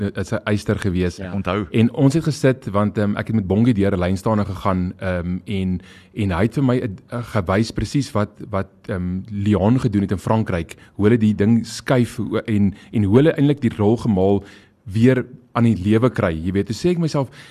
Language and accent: Afrikaans; South Africa; ons is Suid-Afrikaners